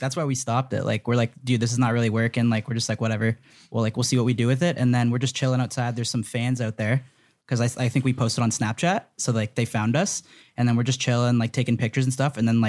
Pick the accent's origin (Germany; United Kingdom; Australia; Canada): Canada; Yeah. We're Canadian boys.